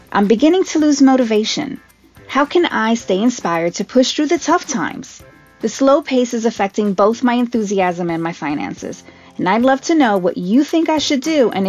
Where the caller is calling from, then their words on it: Boston, Massachusetts, United States; Hey Chris … I'm from Boston.